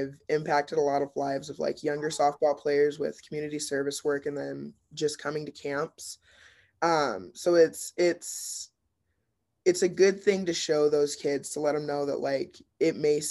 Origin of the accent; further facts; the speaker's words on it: Billings, Montana, United States; I grew up in Billings